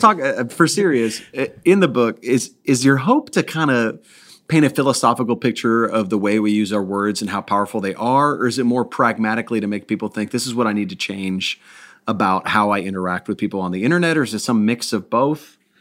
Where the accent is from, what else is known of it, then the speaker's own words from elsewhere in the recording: Milwaukee, Wisconsin, United States; moved away; I grew up in Milwaukee